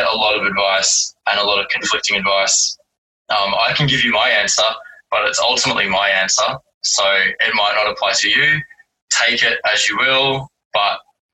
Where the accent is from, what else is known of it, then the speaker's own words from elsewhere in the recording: Werribee, Victoria, Australia; now in Melbourne, Australia; I grew up in Werribee